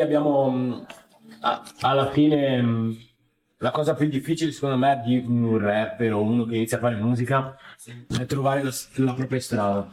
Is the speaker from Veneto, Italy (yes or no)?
yes; Padua, Veneto, Italy; io sono di Padova, sono nato qua